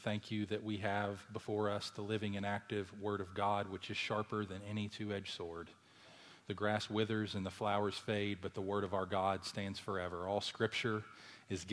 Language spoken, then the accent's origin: English; Louisville, Kentucky, United States; my hometown of Louisville, Kentucky